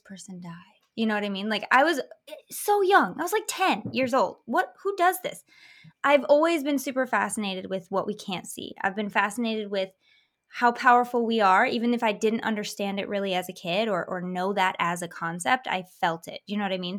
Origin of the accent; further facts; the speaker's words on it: Michigan, United States; I grew up in Michigan in a very semi-historical town